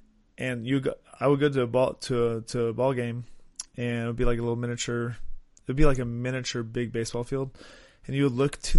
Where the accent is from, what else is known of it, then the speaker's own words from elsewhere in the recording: East Coast, United States; So I grew up on the East Coast, and I play baseball in college.